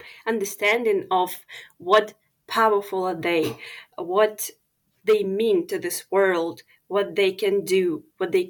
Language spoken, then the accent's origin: English; Ukraine; as I am Ukrainian